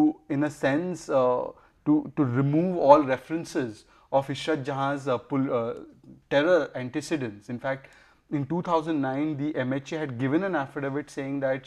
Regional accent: Pune, Maharashtra, India; I come from Pune

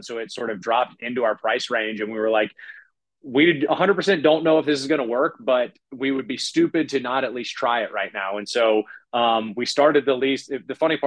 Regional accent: New Orleans, Louisiana, United States; I'm from New Orleans.

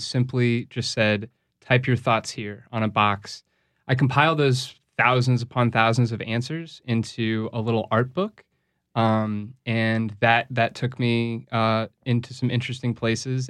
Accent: St. Louis, Missouri, United States; now in New Orleans, United States; I'm originally from Saint Louis.

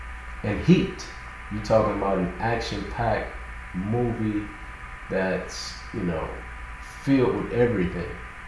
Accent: Miami, Florida, United States; Born and raised in Miami. So, you know, it's right there across the bridge from Miami Beach.

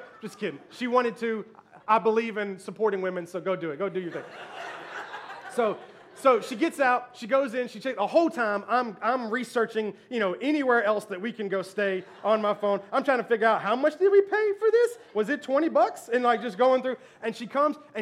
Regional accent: Memphis, Tennessee, United States; I was born and raised in Memphis, Tennessee

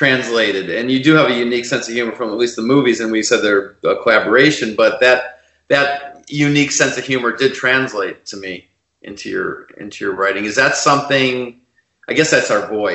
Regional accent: Chicago, Illinois, United States; moved away as an adult; also born or lived in New York / Los Angeles; now in Los Angeles area, United States; I'm originally from Chicago. I grew up there

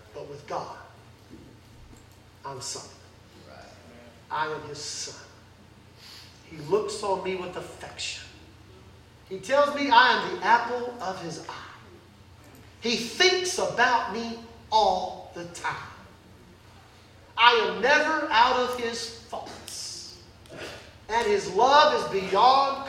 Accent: United States; I'm an American.

